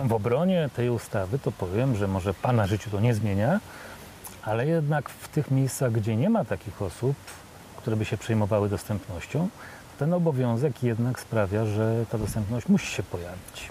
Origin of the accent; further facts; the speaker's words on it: Warsaw, Masovian Voivodeship, Poland; ja jestem z Warszawy